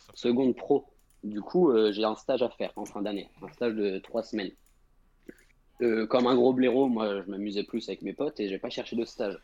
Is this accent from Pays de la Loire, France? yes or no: yes; Angers, Pays de la Loire, France; je viens de Angers